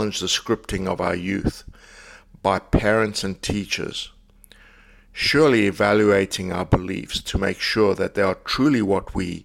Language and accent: English; South Africa; I grew up in South Africa